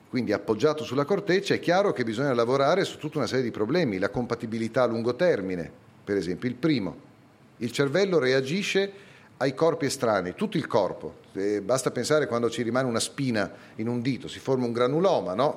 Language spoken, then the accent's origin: Italian; Bologna, Emilia-Romagna, Italy; also born or lived in Parma / Ferrara; Sono nato a Bologna la città della mortadella e dei tortellini e dell'università